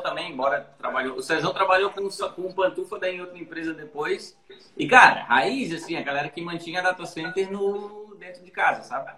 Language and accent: Portuguese; Santa Catarina, Brazil; somos todos de Santa Catarina. Todos daqui